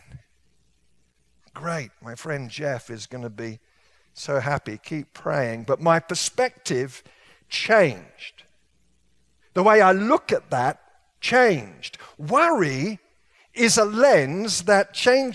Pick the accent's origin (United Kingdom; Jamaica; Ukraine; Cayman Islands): United Kingdom; England; moved away; I was raised in England